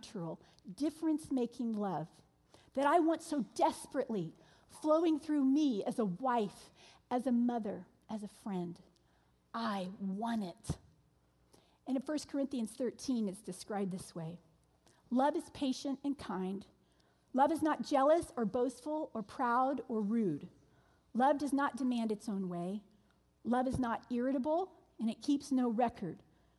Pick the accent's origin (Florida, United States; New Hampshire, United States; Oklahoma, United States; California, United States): Florida, United States; Orlando; moved away; Orlando, my hometown